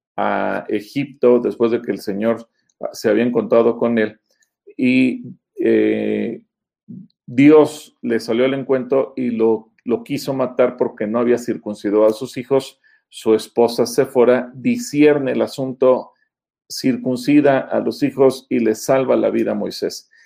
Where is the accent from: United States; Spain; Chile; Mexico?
Mexico; los mexicanos, nuestro símbolo patrio, nuestro símbolo nacional es el águila